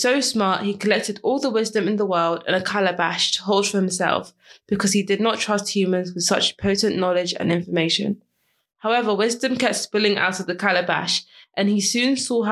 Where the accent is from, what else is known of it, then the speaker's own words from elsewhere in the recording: Ghana; being Ghanaian, all I've heard is Anansi stories